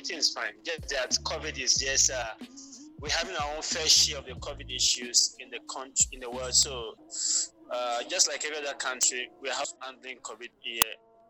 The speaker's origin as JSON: {"language": "English", "country": "Nigeria", "tie": "born or raised there", "accent": "Nigerian", "moved": "yes", "lives_now": "Ghana", "said": "you know, I grew up in Nigeria. I went to school in Nigeria, so my accent is more of the Nigerian type."}